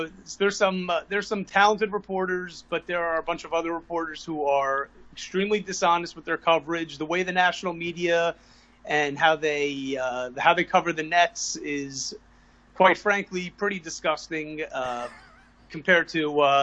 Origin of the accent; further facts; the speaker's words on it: New Jersey, United States; I'm born and raised in North Jersey